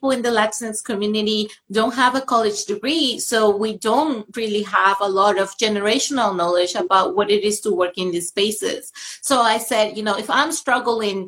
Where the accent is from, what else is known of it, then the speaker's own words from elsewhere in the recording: Venezuela; moved away; I grew up in Venezuela where I was represented